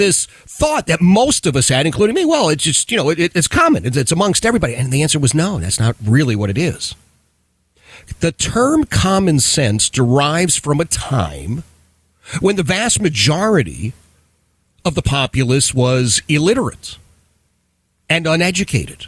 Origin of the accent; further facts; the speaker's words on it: Philadelphia, Pennsylvania, United States; I grew up in Philadelphia